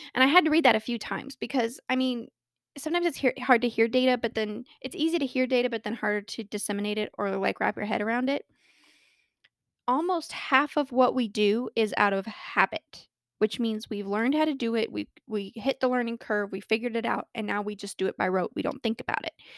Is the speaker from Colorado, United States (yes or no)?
yes; Colorado, United States; born or raised there